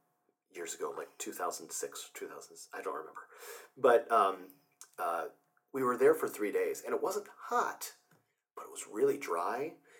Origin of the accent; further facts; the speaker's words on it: Fort Wayne, Indiana, United States; also born or lived in Milwaukee; No, I'm actually from Fort Wayne, Indiana, so